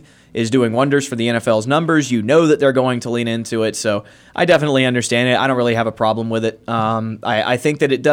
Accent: Georgia, United States; now in Auburn, United States; I'm from Georgia. I'm a native of the state

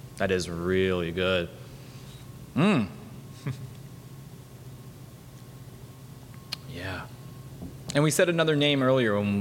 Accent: Miami Beach, Florida, United States; I'm from Miami Beach

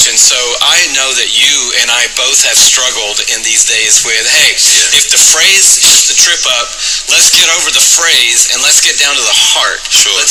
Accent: Atlanta, Georgia, United States; that allowed me to grow up in Atlanta.

